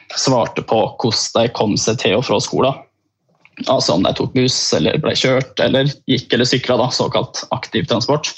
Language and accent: Norwegian; Beitostølen, Innlandet, Norway; jeg er fra en gård, jeg er fra Beitostølen